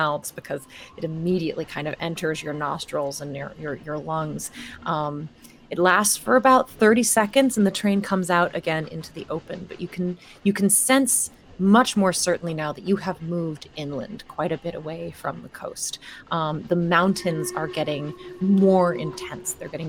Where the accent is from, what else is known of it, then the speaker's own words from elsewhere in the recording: New York, United States; I mean, growing up in New York and these places with the light pollution